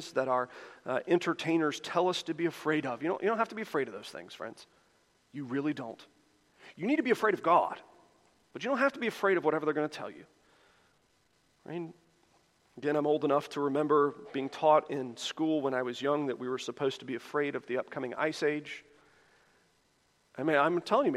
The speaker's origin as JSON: {"language": "English", "town": "Charlotte", "region": "North Carolina", "country": "United States", "tie": "born or raised there", "said": "growing up in Charlotte"}